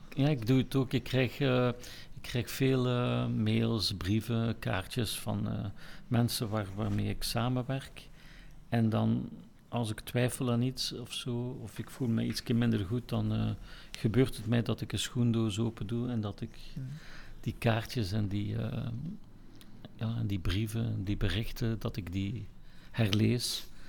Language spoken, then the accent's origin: Dutch; Ghent, Flanders, Belgium; ik ben in Gent geboren, ik ben erin opgegroeid